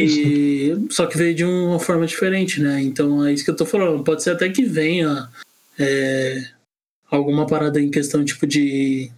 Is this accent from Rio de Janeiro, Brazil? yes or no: no; São Paulo, Brazil; na minha quebrada na, na Vila Ema, na Zona Leste